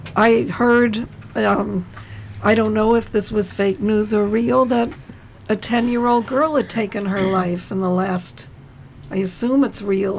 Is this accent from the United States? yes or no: yes; New Jersey, United States; we are all from New Jersey